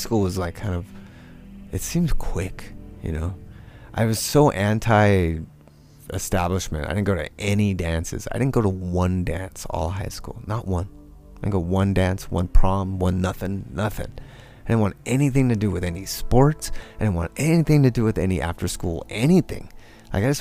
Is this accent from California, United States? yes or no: yes; Rancho Cucamonga, California, United States; also born or lived in East Los Angeles / Ellicott City, Maryland; I grew up in Rancho Cucamonga